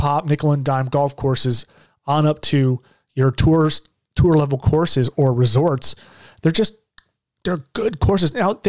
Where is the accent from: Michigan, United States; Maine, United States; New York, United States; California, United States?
Michigan, United States; moved away; Michigan's my home state. I love Michigan.